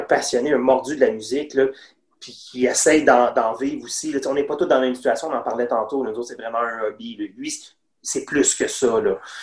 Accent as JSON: {"language": "French", "town": "Longueuil", "region": "Quebec", "country": "Canada", "said": "nous autres, on vient de Longueuil."}